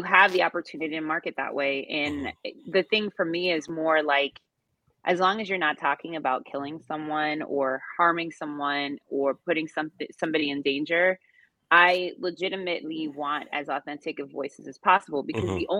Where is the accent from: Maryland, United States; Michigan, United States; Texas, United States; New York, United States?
Maryland, United States; Reisterstown; now in Houston, United States; Baltimore, where I was raised in Reisterstown.